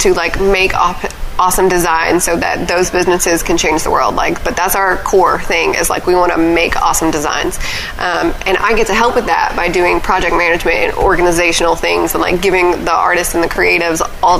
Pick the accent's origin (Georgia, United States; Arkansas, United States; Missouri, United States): Arkansas, United States; Pine Bluff; We lived on the outskirts of Whitehall and Pine Bluff, and my mother taught in Pine Bluff, and I actually went to school in Whitehall.